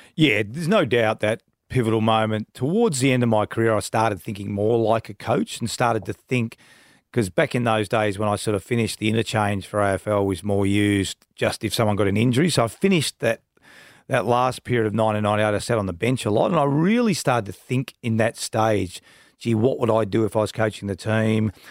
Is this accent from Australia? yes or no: yes; Donvale, Victoria, Australia; I grew up in Donvale